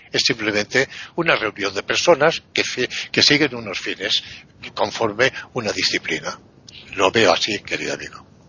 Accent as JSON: {"language": "Spanish", "country": "Spain", "said": "yo soy un león español"}